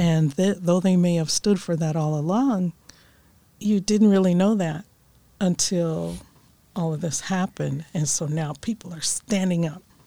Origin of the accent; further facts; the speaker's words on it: Akron, Ohio, United States; now in Orange, United States; I grew up in Akron, Ohio